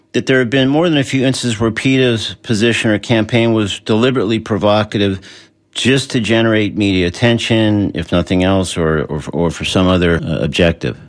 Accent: Southern California, United States; moved away; I grew up in Southern California, sort of between uh, L.A. and San Diego

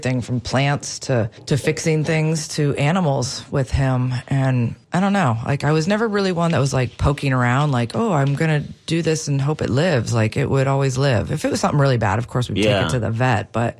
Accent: Wisconsin, United States; now in St. Petersburg, United States; I grew up in Wisconsin

